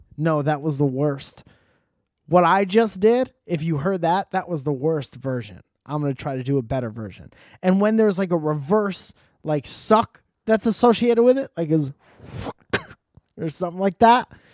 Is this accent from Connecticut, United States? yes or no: yes; Connecticut, United States; moved away; my home state of Connecticut